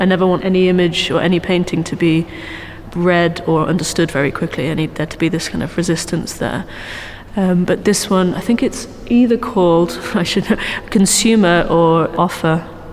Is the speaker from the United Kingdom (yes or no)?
yes; South Wales, United Kingdom; moved away as an adult; also born or lived in London / Germany; now in Manchester, United Kingdom; I'm from London. My family's from London, um, but I grew up in South Wales.